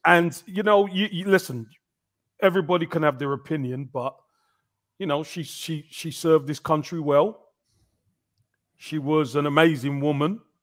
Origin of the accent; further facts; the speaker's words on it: England, United Kingdom; growing up, that was a uniqueness to us being in England. Us being English